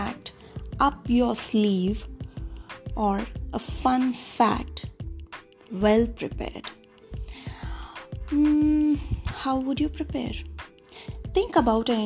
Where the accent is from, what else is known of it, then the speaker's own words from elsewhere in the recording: Hyderabad, Telangana, India; I'm in my mid-30s. I'm from Hyderabad